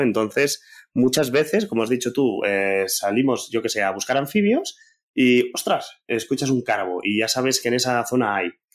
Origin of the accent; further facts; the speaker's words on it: Barcelona, Catalonia, Spain; yo soy del centro de Barcelona